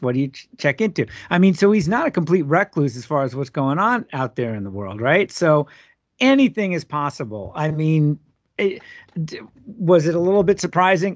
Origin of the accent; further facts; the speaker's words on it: Long Island, New York, United States; now in Minneapolis, United States; growing up in Long Island